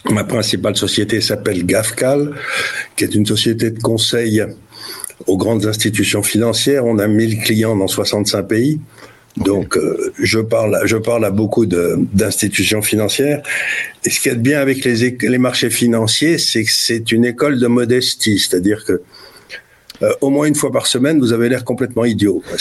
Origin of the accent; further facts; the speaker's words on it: Syria; born there; c'est pour ça que je suis né en Syrie, mais j'ai je me suis toujours intéressé à ce qui se passait au Moyen-Orient